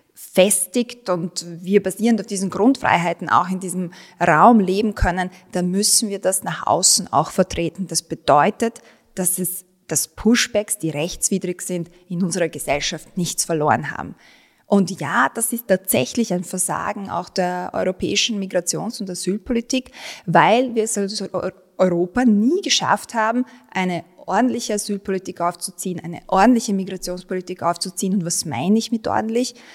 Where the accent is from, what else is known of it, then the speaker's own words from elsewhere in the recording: Vienna, Austria; also born or lived in Bosnia and Herzegovina; ich bin in Wien aufgewachsen, ich bin in Favoriten aufgewachsen, Favoriten und Wien sind meine Heimat